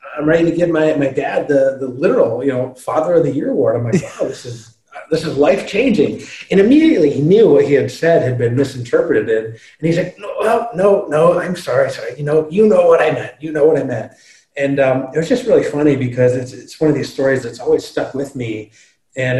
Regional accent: Michigan, United States; I'm from Michigan

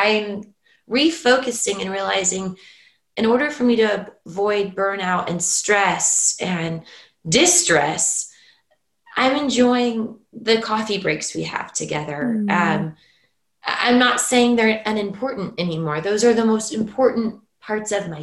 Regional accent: California, United States; moved away as an adult; now in Norway; as a Californian

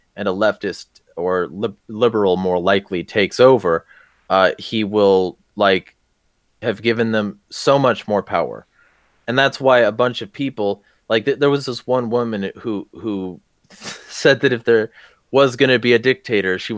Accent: the Southern California desert, United States; I grew up in the SoCal desert

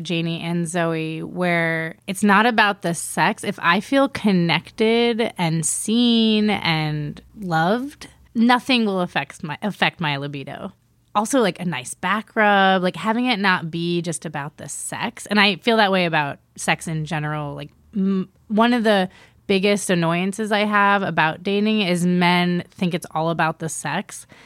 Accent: East Coast, United States; moved away; also born or lived in Miami / New York; I'm originally from the East Coast, Miami and New York.

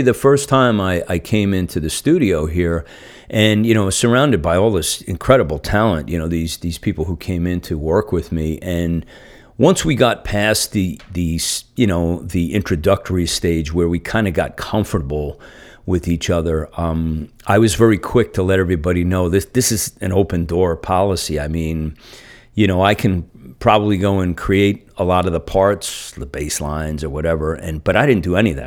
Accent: New Jersey, United States; now in San Francisco Bay Area, United States; I'm from New Jersey originally

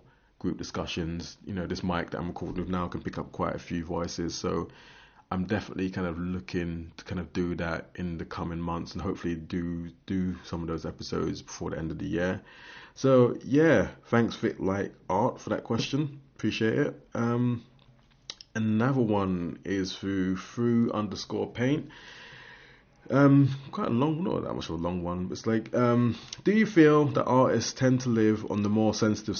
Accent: London, United Kingdom; now in Aberdeen, United Kingdom; I'm from London

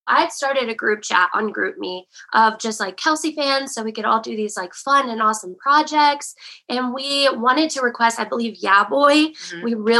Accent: West Virginia, United States; moved away as an adult; now in Nashville, United States; I'm from West Virginia. I'm a nurse here in Nashville. I went to school in West Virginia, and as soon as I graduated, I headed over to Nashville.

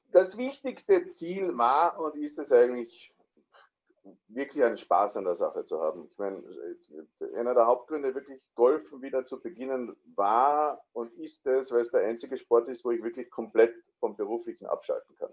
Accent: Austria; moved away as an adult; now in Landsberg, Germany; komme aber, wie man schon hört, äh, ursprünglich aus Österreich

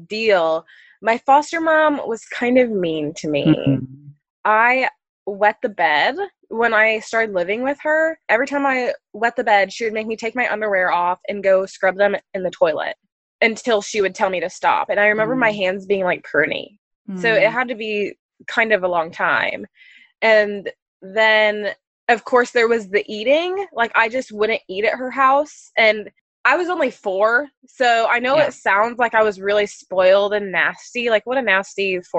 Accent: Ohio, United States; also born or lived in Texas; I was born in Texas. My mom didn't want me to live in a city. She wanted me to be raised in a small, rural, safer town. So we moved to Ohio, where she was originally from

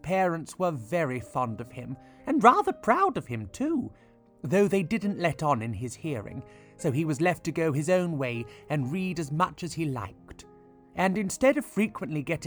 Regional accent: United Kingdom; I am authentically British

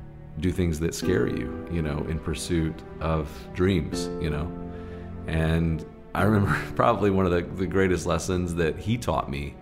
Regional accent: Southeast, United States; You know, I grew up in the Southeast in the heart of, you know, SEC football country and lots of televised games.

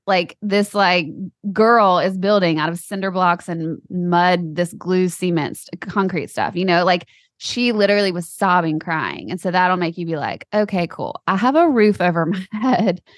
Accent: United States; I grew up in America.

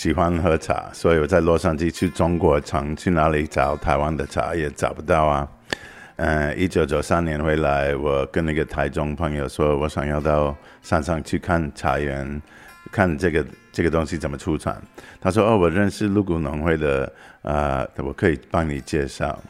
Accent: United States; Chinese is a second language; 我来自美国。

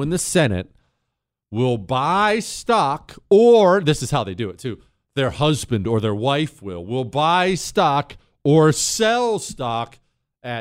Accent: United States; as an American

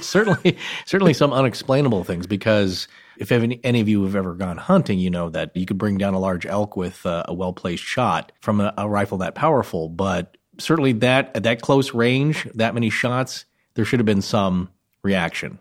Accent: Idaho Panhandle, United States; Idaho, Idaho Panhandle region

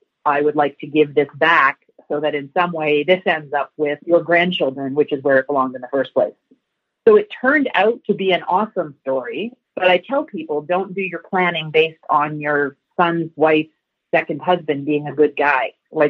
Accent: Woodstock, Ontario, Canada; Well, I am from Woodstock, Ontario, dairy capital of Canada.

